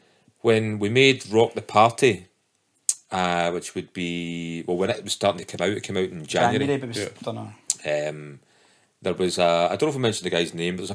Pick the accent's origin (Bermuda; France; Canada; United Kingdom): United Kingdom; Scotland; particularly being Scottish, right?